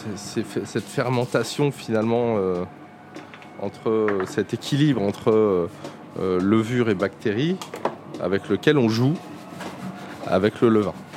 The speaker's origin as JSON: {"language": "French", "town": "Paris", "region": "Île-de-France", "country": "France", "said": "en tant que Parisien"}